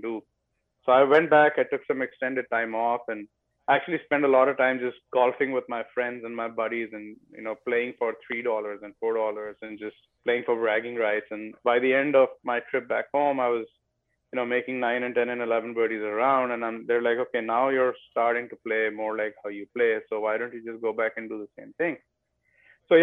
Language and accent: English; West Bengal, India; moved away as an adult; now in United States; I grew up in India learning in a very old school fashion